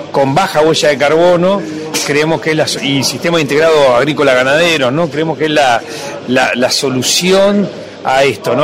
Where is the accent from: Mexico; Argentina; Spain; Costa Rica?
Argentina